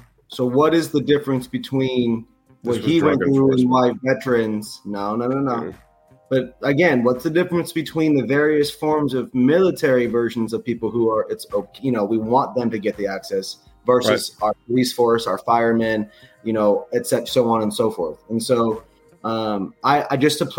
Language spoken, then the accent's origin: English; Renton, Washington, United States; now in Los Angeles, United States; I'm not from Washington State. I grew up there, lived there, became who I am there. I am from Renton, Kent area.